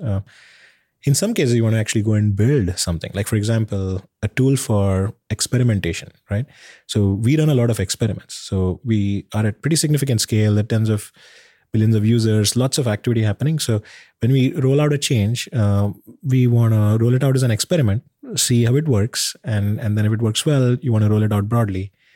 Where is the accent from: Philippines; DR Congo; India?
India; Bangalore, Karnataka; now in United States; where I grew up in India, in Bangalore